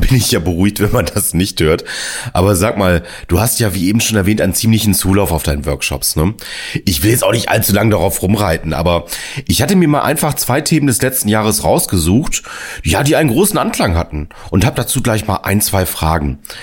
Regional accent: Northern Germany, Germany

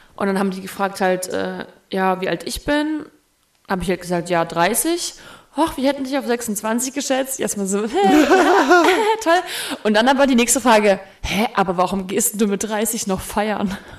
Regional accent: the East, East Germany, Germany; ich komme aus dem Osten

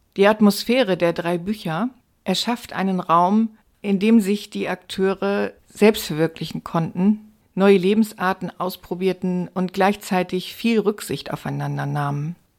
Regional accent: Stade, Lower Saxony, Germany; bei uns in Stade

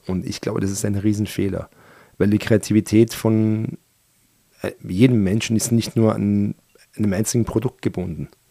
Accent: Austria; born or raised there; German is a second language; also born or lived in Iran

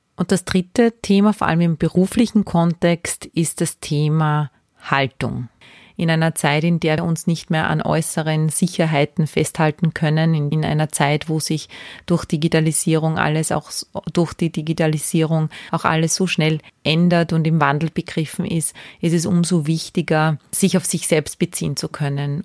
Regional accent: Salzburg, Austria; moved away as an adult; also born or lived in Graz / Vienna; Ich bin Salzburgerin. Ich bin nach der Ausbildung zur Kindergartenpädagogin nach Graz gezogen.

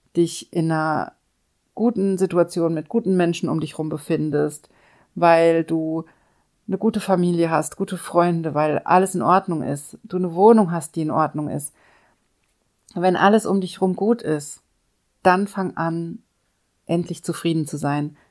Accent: Germany; hier bei uns in Deutschland

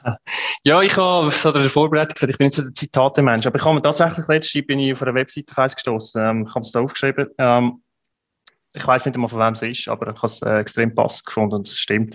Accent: Switzerland; als Schweizer

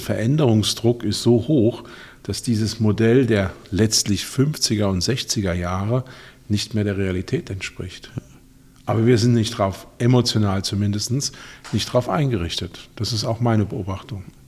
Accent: Ludwigshafen, Rhineland-Palatinate, Germany; ich komme aus Ludwigshafen, Stadt der BSF. da war völlig klar, nach dem ABI geht man in die BSF

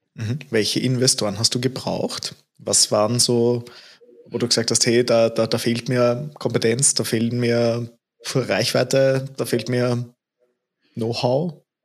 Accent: Austria; bei uns in Österreich

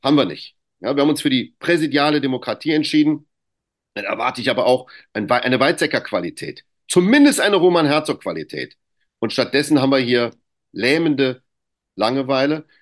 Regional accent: Greece; ich bin ja auch Grieche

